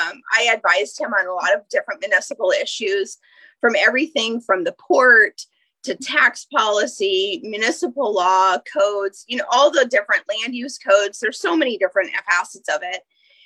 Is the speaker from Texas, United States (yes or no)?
no; Eagle River, Alaska, United States; No, I grew up in Chugach Eagle River from about eighth grade on. I went to UAA.